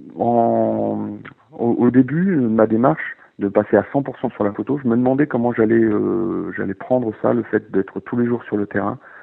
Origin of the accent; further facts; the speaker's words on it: Nord-Pas-de-Calais, Hauts-de-France, France; moved away as an adult; also born or lived in Jura / Besançon; j'ai grandi dans le Nord-Pas-de-Calais, euh, dans, dans, un petit village à la campagne